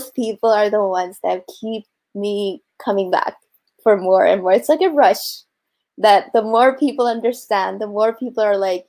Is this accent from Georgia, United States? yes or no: yes; Georgia, United States; also born or lived in Pakistan; I grew up in America, so for me to practice it in the South, in Georgia, it was easier for me to do that than it was back home in Pakistan.